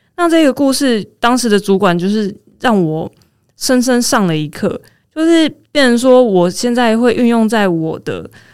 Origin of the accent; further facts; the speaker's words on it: Taiwan; 我是台湾人，我可以介绍你们去哪里玩哦